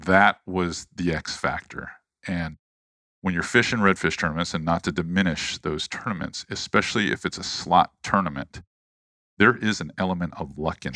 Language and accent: English; St. Petersburg, Florida, United States; also born or lived in Charleston; grew up in Saint Petersburg, Florida. I was born in Charleston